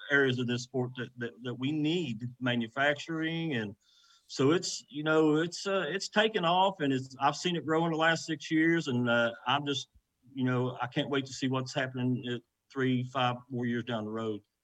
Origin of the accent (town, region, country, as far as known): West Virginia, United States